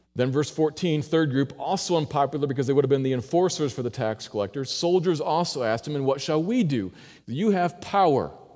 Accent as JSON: {"language": "English", "country": "United States", "said": "I'm an American"}